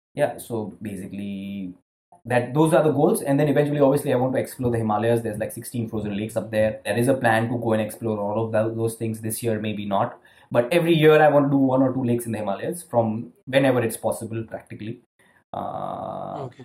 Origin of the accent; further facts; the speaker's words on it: Ahmedabad, Gujarat, India; moved away as an adult; also born or lived in Scandinavia; I was from Ahmedabad.